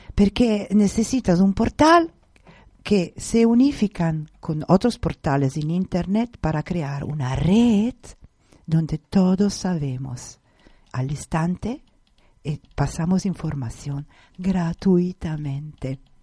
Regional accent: Italy; Spanish is a second language; moved away; como italiana

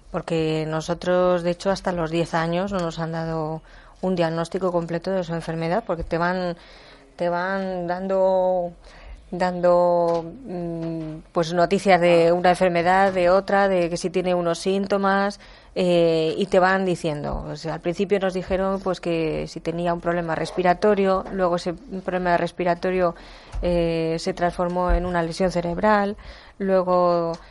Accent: Guadalajara, Castilla-La Mancha, Spain; Eh, Nacho es de Guadalajara, somos de Guadalajara.

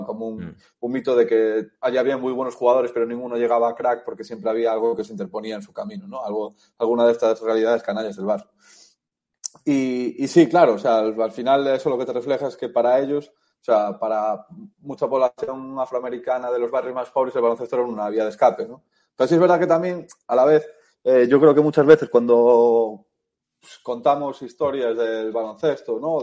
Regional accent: A Coruña, Galicia, Spain; also born or lived in United States; yo soy, de Galicia, soy de Coruña

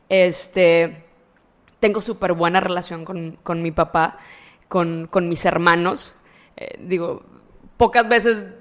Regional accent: Matamoros, Tamaulipas, Mexico; Soy originaria de Matamoros.

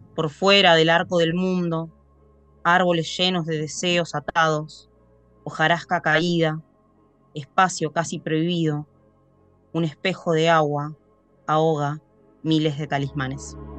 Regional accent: Tandil, Buenos Aires Province, Argentina; yo soy de Tandil, provincia de Buenos Aires

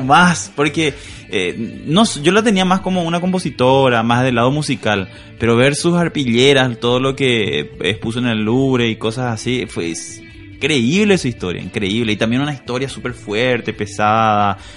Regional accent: Asunción, Paraguay; yo soy de Asunción, soy un capitalino

